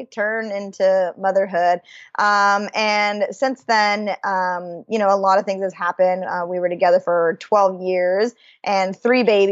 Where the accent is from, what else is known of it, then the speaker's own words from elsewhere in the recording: Idaho, United States; I'm originally born and raised in Idaho